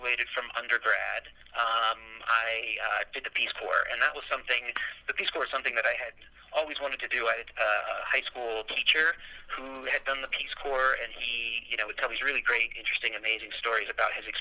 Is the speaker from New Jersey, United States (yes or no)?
yes; New Jersey, United States; moved away as an adult; also born or lived in New York / Colorado; now in Denver, United States; I'm from the East Coast. I grew up in New Jersey